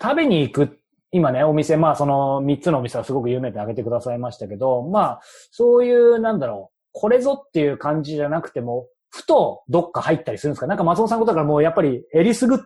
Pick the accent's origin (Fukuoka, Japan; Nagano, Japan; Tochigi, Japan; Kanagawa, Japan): Kanagawa, Japan; Yokohama; 横浜、僕横浜ですよ。